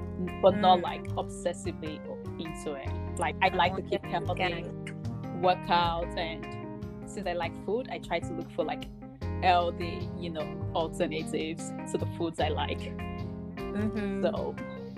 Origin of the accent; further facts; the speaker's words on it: Nigeria; now in United States; I'm from Nigeria.